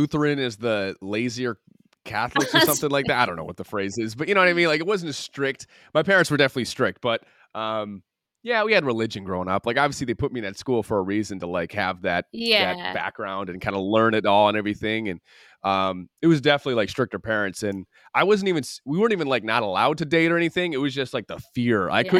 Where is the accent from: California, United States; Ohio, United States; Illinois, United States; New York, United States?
Ohio, United States; Toledo; We grew up near Toledo, Ohio, which was our big city, which is just crazy to say now.